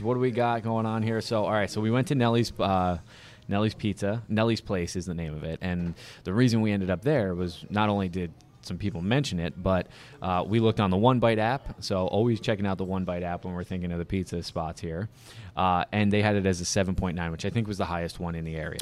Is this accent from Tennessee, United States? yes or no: no; Saddle Brook, New Jersey, United States; growing up in Saddlebrook